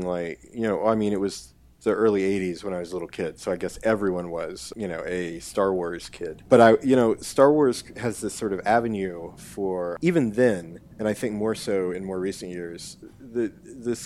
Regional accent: Morristown, Tennessee, United States; grew up in or just outside of Morristown, Tennessee, which is in northeast Tennessee

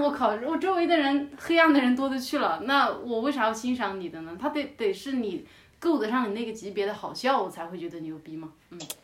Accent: Yunnan, China; moved away as an adult; also born or lived in Thailand / Australia; 我也是云南人

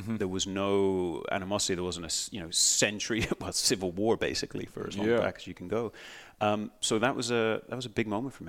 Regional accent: Northern Ireland, United Kingdom; moved away as an adult; also born or lived in Peterborough, England; now in Australia; so I was born in Peterborough, 35 odd years ago in England, and then pretty much immediately went to Northern Ireland, was raised, and then, you know, come 18, left like everyone else does in Ireland

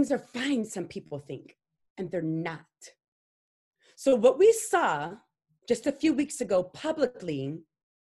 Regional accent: Louisiana, United States; I'm from the South, from Louisiana, where the Ku Klux Klan had meetings at my school.

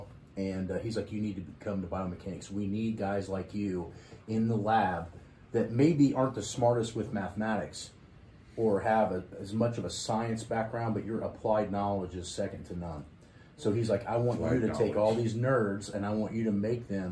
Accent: Indiana, United States; I was from Indiana

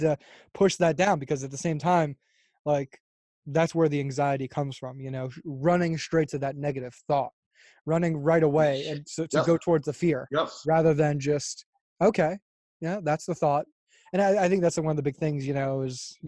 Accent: Fort Lauderdale, Florida, United States; now in Los Angeles, United States; I'm from Florida, and I mean, Fort Lauderdale, it's beautiful

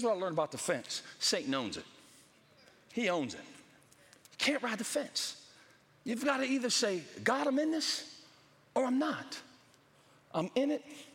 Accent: Pittsburgh, Pennsylvania, United States; moved away; I'm from Pittsburgh, Pennsylvania, and it snows there

